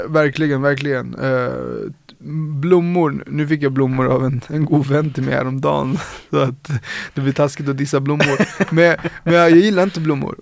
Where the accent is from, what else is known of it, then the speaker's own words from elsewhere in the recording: Sollentuna, Stockholm County, Sweden; är uppvuxen på Sollentuna, eh, norr om Stockholm